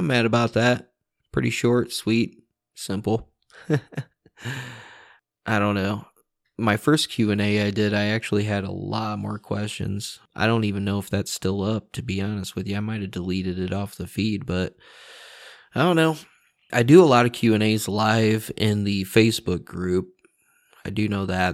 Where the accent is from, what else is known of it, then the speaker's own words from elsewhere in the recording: Indiana, United States; I'm from Indiana